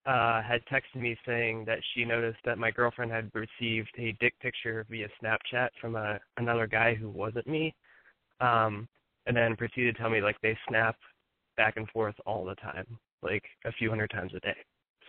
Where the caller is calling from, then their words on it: Ohio, United States; 25, Ohio, and we talked last week.